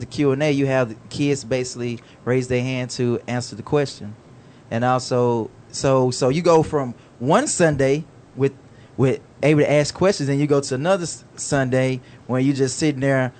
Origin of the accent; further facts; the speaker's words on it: Alabama, United States; moved away; I'm originally from Alabama, and I had a grandmother who was a Jehovah's Witness.